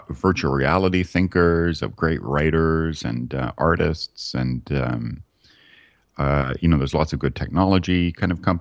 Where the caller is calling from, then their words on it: Los Angeles, California, United States; Yeah, I'm calling from Los.